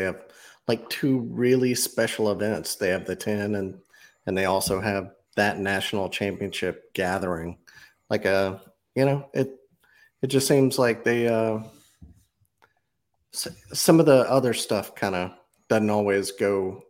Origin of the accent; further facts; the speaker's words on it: Mississippi, United States; I'm from Mississippi.